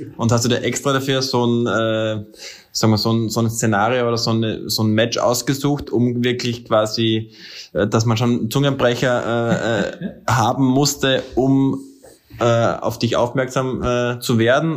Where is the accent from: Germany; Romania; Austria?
Austria; als Österreicher